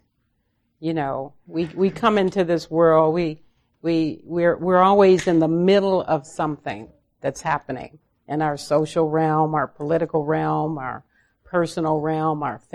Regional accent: Los Angeles, California, United States; I was raised in South Central Los Angeles

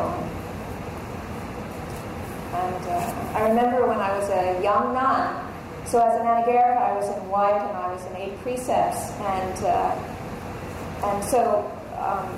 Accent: Los Angeles, California, United States; I grew up in L.A. I grew up in California

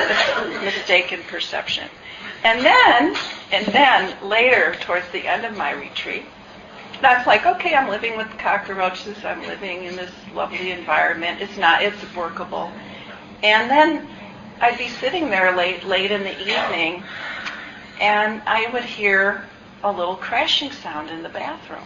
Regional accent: Midwest, United States; as a Midwesterner

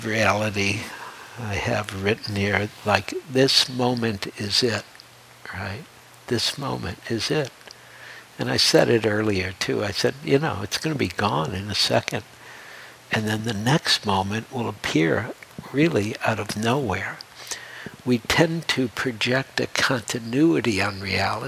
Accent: Detroit, Michigan, United States; moved away; also born or lived in New York City; I grew up in Detroit, I had a whole life in Detroit

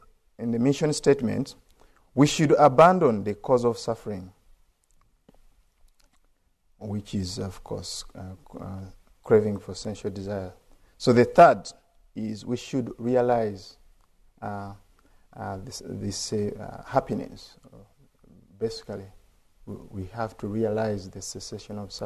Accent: Uganda; I'm from Uganda

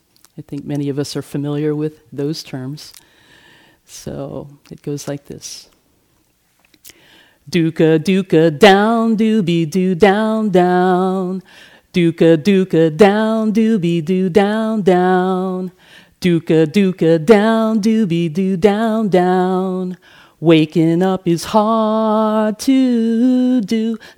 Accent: Hawaii, United States; also born or lived in Manila, Philippines; So I was born on July 23rd, 1964 in Manila in the Philippines. I only lived there for 10 months because my father was enlisted in the U.S. Navy and he was stationed in Hawaii soon thereafter.

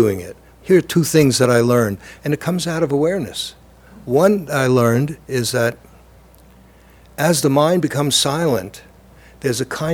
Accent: New York City, New York, United States; also born or lived in Lower East Side, Manhattan; Growing up in the Lower East Side and then in Brooklyn

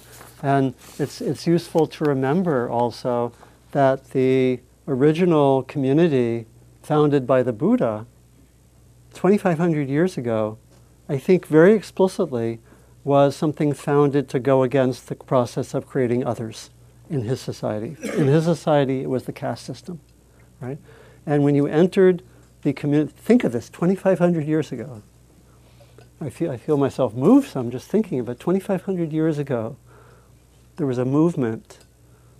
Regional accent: East Coast, United States; I was born on the East Coast

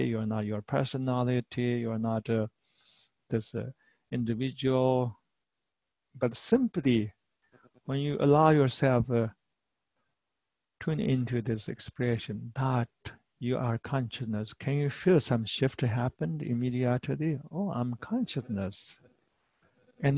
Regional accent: Tibet, China; moved away as an adult; now in United States; I am from Eastern culture. I'm from Tibetan culture

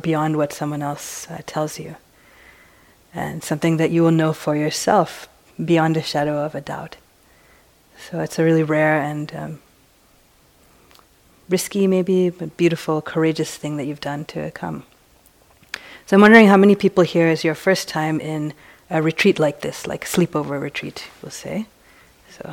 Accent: East Coast, United States; now in San Francisco, United States; I've come from San Francisco. But I grew up on the East Coast

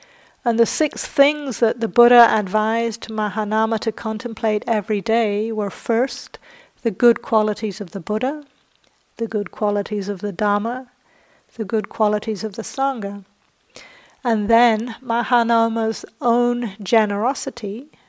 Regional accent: England, United Kingdom; also born or lived in New Zealand; So I grew up in England and New Zealand, and in both those countries there's a lot of social pressure to not blow your own trumpet.

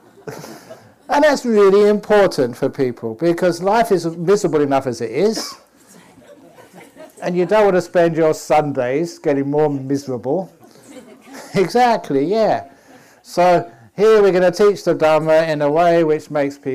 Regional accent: England, United Kingdom; moved away; I was born in England

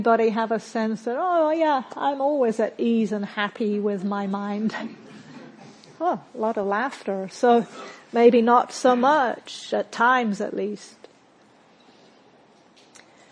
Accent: New Zealand; accent: hybrid; moved away; also born or lived in Britain; I'm from New Zealand, but I'm originally from Britain, which may be why you're hearing a bit of a hybrid accent. And in New Zealand, where I grew up

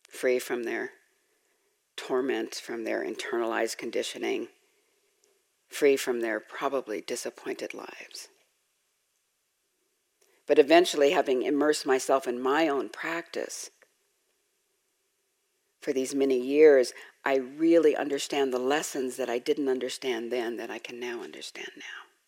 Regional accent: Los Angeles, California, United States; I grew up in Los Angeles in South

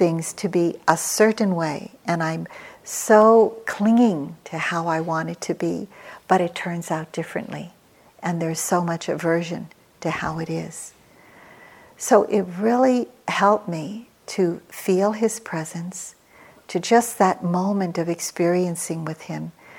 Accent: Philippines; moved away as an adult; now in United States; I came to America with three small children as a single parent. I came from the Philippines.

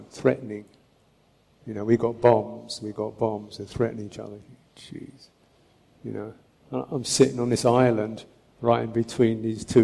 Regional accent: England, United Kingdom; I'm from England.

